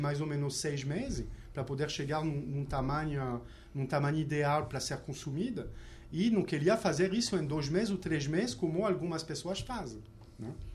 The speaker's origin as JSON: {"language": "Portuguese", "country": "France", "also_born_or_lived": "New York, United States", "accent": "French", "second_language": "Portuguese", "moved": "as an adult", "lives_now": "Rio de Janeiro, Brazil", "said": "me contagiou como francês"}